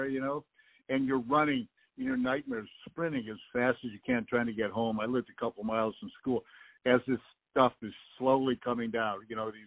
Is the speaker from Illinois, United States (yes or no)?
yes; Peoria, Illinois, United States; I was growing up in Peoria, and the atomic bomb's going to hit Caterpillar Tractor Company.